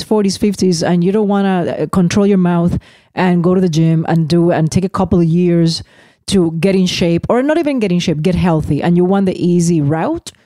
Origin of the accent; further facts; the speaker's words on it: Puerto Rico; moved away; Even though I'm an American citizen. I'm Puerto Rican